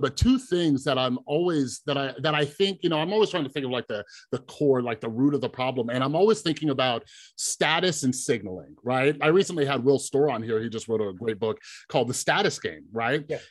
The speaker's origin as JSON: {"language": "English", "region": "Southern and Central California", "country": "United States", "tie": "born or raised there", "said": "I grew up in Southern and Central California, and there's a lot of mixture"}